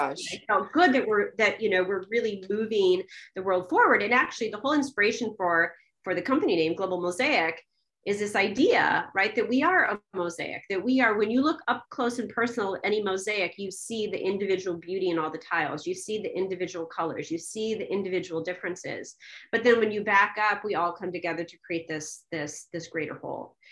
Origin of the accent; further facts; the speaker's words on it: Cedar Rapids, Iowa, United States; I was born in Cedar Rapids, Iowa, you know, the child of 100% Czech